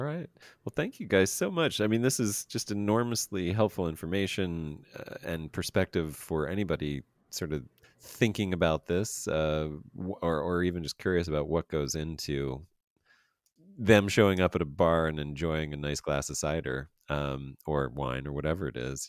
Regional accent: Pennsylvania, United States; we don't do grapes very well in Pennsylvania

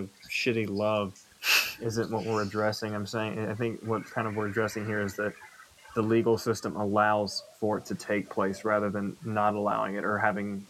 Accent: Georgia, United States; now in Ohio, United States; I am 20 years old. I'm from Georgia originally. Now I'm up north in Ohio.

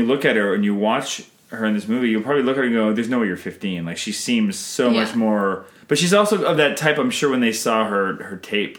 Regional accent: Canada

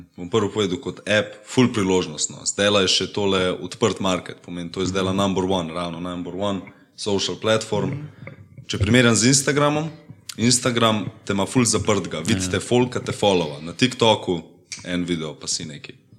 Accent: Kamnik, Central Slovenia, Slovenia; prihajam iz Kamnika, imam 19 let

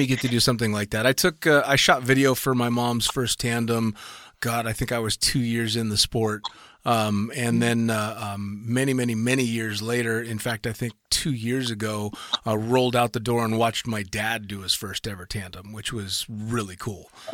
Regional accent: United States; an American tandem instructor

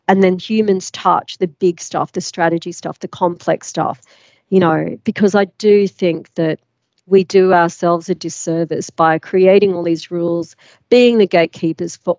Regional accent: Australia; moved away as an adult; also born or lived in London; I'm from Australia

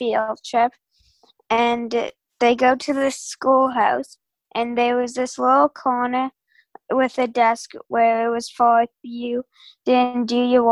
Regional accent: Prince Edward Island, Canada; I'm in grade 6 and I'm from Prince Edward Island.

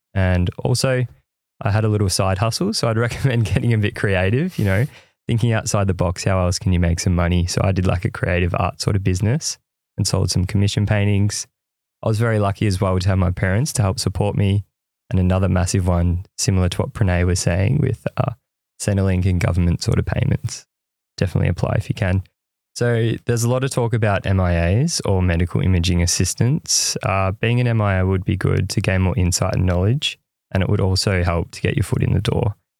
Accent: Ocean Grove, Victoria, Australia; I grew up in Ocean Grove, which is a coastal town around one and a half hours away from Melbourne.

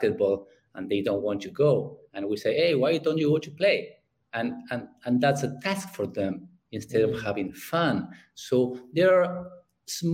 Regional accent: Argentina; English is a second language; I'm from Argentina

